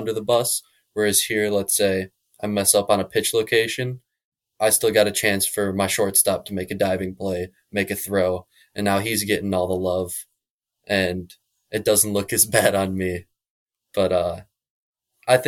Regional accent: Crystal Lake, Illinois, United States; I'm from Crystal Lake, Illinois, just outside of McHenry County, or in McHenry County

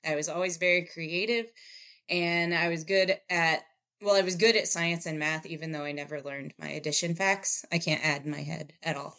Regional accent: Indiana, United States; moved away as an adult; also born or lived in Chicago; now in Phoenix, United States; I am originally from the cornfields of Indiana

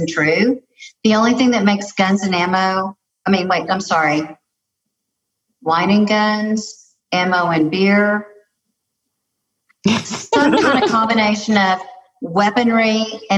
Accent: Lubbock, Texas, United States; I'm from Lubbock, Texas.

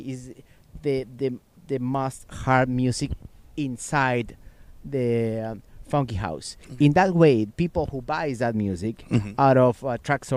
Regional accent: Puebla, Mexico; also born or lived in Mexico City / Texas; we come from Puebla, Mexico

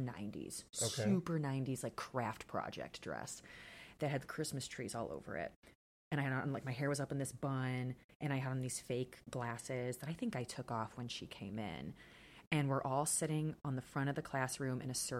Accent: Crown Point, Indiana, United States; I grew up here in Crown Point. I never really left

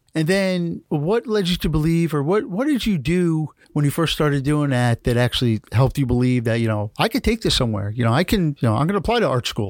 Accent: New York, United States; now in Miami, United States; I'm from New York. Although I think being a New Yorker, I was kinda destined to move to Miami one day

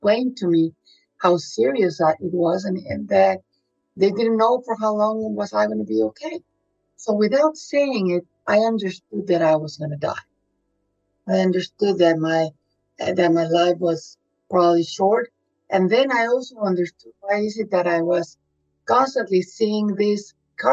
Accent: Monterrey, Nuevo León, Mexico; moved away; I'm originally from Monterrey, Mexico.

